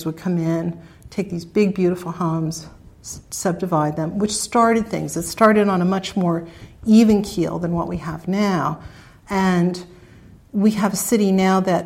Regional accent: Millbrook, United States; now in Reading; I grew up in Millbrook, which is just north of Reading, of course, when it was rural

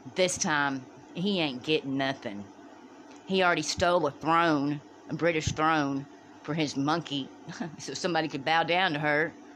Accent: Dallas, Texas, United States; now in Bastrop, Louisiana, United States; I'm from Dallas.

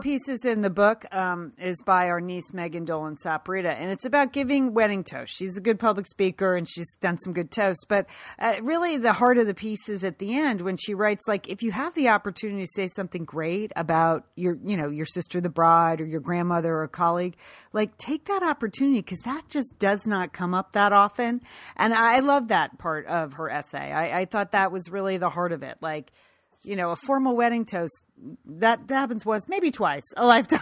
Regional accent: Pasadena, California, United States; Romans is my hometown bookstore. It's the oldest independent bookstore in Southern California.

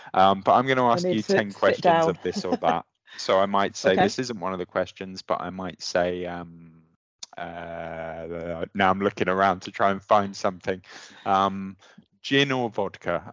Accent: Luton, East of England, United Kingdom; moved away as an adult; also born or lived in London / Hull; now in England; I'm from down south, obviously. I grew up in Luton and Dunstable and worked in London

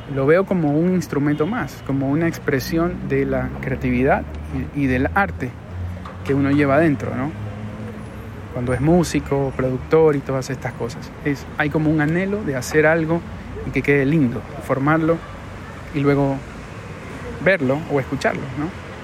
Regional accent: Guayaquil, Guayas, Ecuador; Es un lugar muy lindo de mi ciudad que si tú pones en Google Guayaquil, Malecón

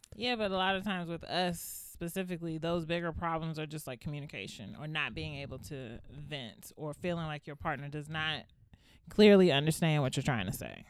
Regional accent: Largo, Maryland, United States; also born or lived in Northeast Washington, D.C.; I'm from Upper Marlboro. Then they say, what part of Upper Marlboro? Then you be like, Largo.

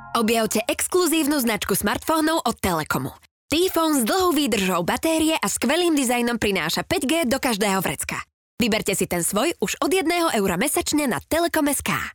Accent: central Ukraine, Ukraine; Slovak is a second language; moved away as an adult; now in Slovakia; Pochádzam, e, dalo by sa povedať, že z takej strednej Ukrajiny, z centrálnej sa tomu hovorí na Ukrajine

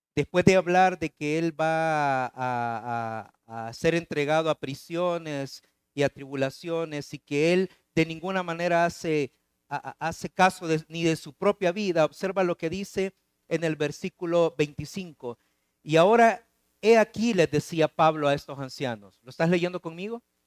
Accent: El Salvador; moved away; Claudia y yo este, somos eh, salvadoreños

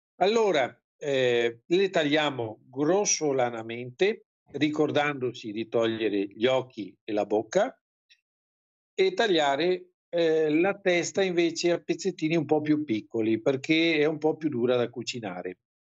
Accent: Venice, Veneto, Italy; siamo veneziani

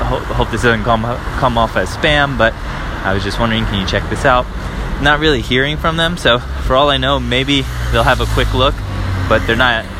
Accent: United States; moved away as an adult; now in Paris, France

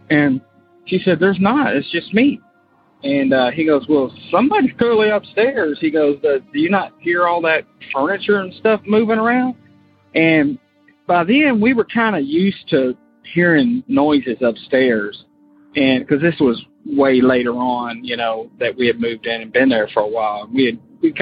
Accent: Florida, United States; now in Kentucky, United States; I'm from Kentucky, but we moved to Florida and when I was like 8, and I grew up there, but now I'm back in Kentucky

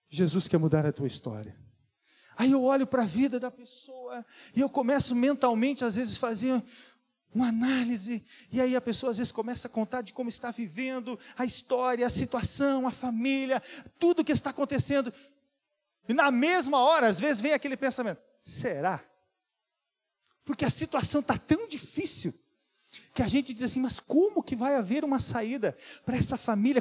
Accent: Serra Catarinense, Santa Catarina, Brazil; accent: da serra (Serra Catarinense); now in Blumenau, Brazil; você já percebeu o sotaque, né? Que não é, não é daqui. É da serra

